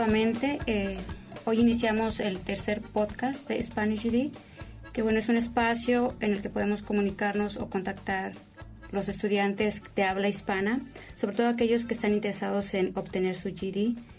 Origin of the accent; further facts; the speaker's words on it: Mexico; moved away as an adult; now in United States; en México, por lo regular, asociamos la palabra colegio como una escuela particular